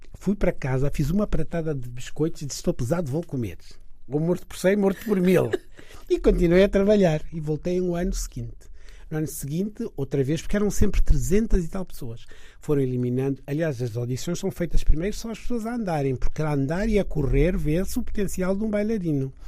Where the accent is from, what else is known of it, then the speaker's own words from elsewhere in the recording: Niassa, Mozambique; now in Portugal; onde eu nasci no Niassa